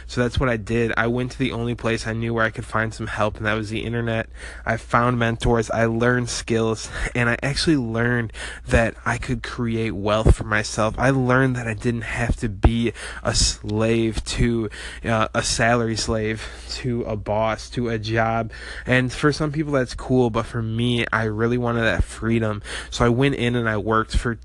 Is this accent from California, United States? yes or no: no; rural Illinois, United States; moved away; I was your average 19-year-old in a small town in rural Illinois